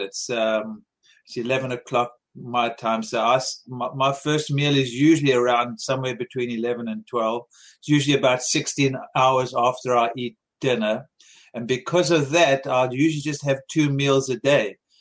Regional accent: South Africa; moved away; I grew up in South Africa eating a lot of fruits and vegetables

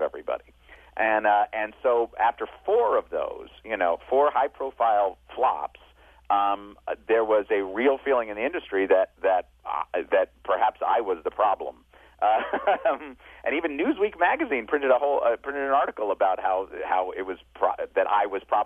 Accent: New York, United States; I was from New York

